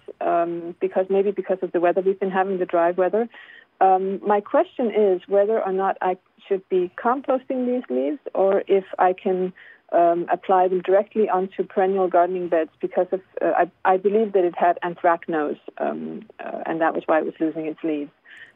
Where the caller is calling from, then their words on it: Belle Mead, New Jersey, United States; I'm calling from Belmead, New Jersey.